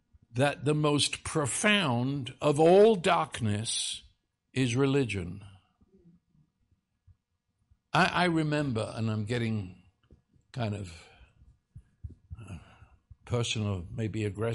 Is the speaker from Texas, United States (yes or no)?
no; New York City, New York, United States; now in Dallas, United States; Well, I came from New York City back in that day. I was traveling. I mean, I've come to live here.